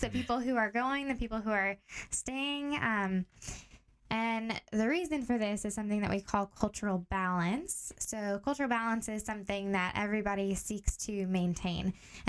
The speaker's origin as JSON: {"language": "English", "country": "Tanzania", "tie": "born or raised there", "moved": "as an adult", "lives_now": "Portland, United States", "said": "I grew up in Tanzania, East Africa. So that's where I spent most of my childhood years."}